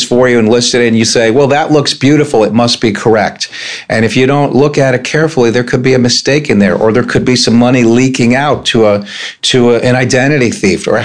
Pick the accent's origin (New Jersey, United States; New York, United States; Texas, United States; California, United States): New York, United States; moved away as an adult; now in Annapolis, United States; I'm originally from New York State, and I came down here in '88 to go to St. John's College